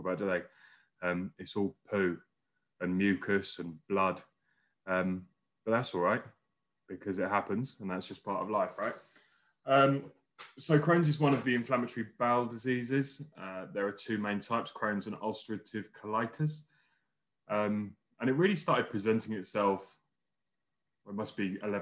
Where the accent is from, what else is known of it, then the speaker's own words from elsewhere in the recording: London, United Kingdom; moved away as an adult; also born or lived in Wales; now in Newcastle, United Kingdom; I'm a Londoner by birth, but moved up here about 2 months ago.